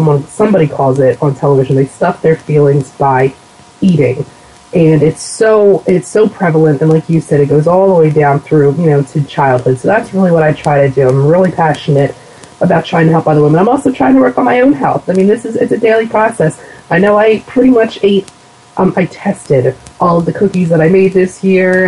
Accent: United States; accent: Philadelphia/New Jersey dialect; also born or lived in southern New Jersey; my dialect as soon as they hear me, or that I'm from somewhere, either Philadelphia or New Jersey

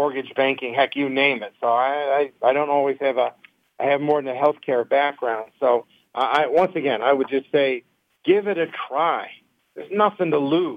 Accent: Detroit, Michigan, United States; We grew up in Detroit.

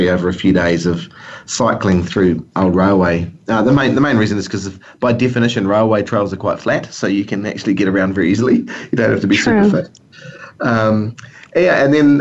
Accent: New Zealand; my home country here

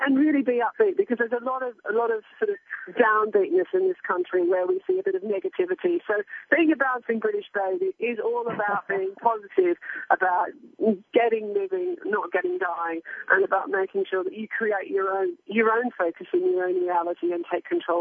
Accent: Australia; also born or lived in Hong Kong; now in United Kingdom; I grew up in Australia on a farm, and I've worked in Hong Kong and on covered wars in Baghdad, and now I live in the UK

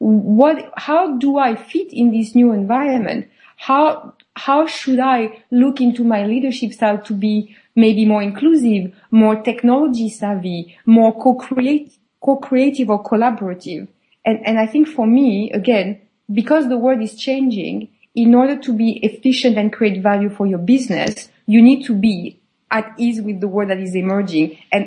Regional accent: France; moved away; also born or lived in United Kingdom / Switzerland / Spain / United States; I was born and raised in France, but I've never worked in France.

